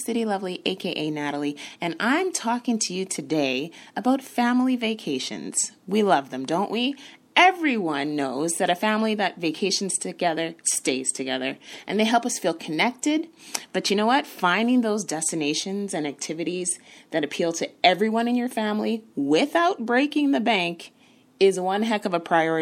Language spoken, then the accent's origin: English; Canada; I am a Canadian.